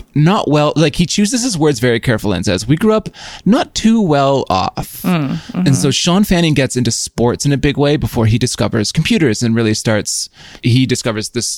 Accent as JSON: {"language": "English", "region": "Yukon", "country": "Canada", "tie": "born or raised there", "moved": "yes", "said": "I'm from the Yukon originally."}